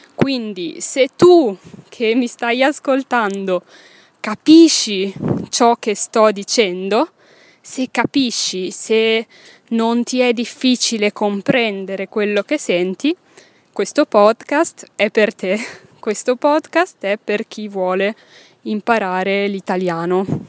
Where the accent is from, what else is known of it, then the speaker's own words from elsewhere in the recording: Milan, Lombardy, Italy; first language Italian; sono nata in Italia, a Milano. Milano è una città che si trova nel nord Italia, nell'Italia del Nord, nella regione che si chiama Lombardia. Quindi sono nata ventisei anni fa a Milano, in Lombardia, in Italia, in Europa, nel mondo, nel pianeta Terra. E ho studiato a Milano